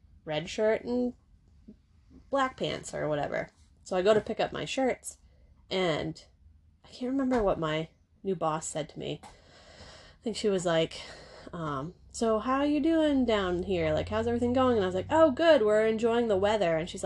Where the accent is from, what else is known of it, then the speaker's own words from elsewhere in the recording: Maine, United States; moved away as an adult; I'm from Maine.